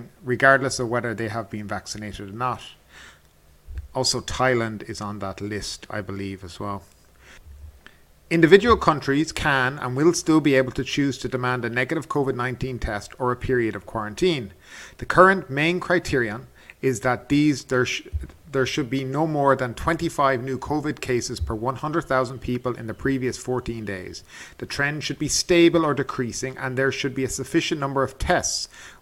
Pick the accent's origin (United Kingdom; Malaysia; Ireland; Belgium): Ireland; moved away; my home country of Ireland